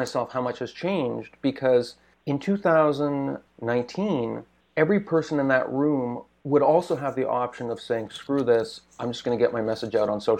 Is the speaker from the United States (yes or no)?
no; Canada; even as a Canadian